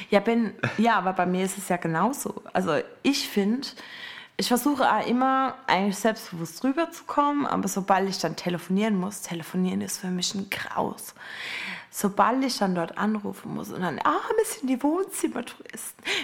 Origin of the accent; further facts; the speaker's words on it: Strümpfelbrunn, Baden-Württemberg, Germany; Ich komme aus Strümpfelstrumpf, also Strümpfelbrunn, und Ben kommt aus Eberbach.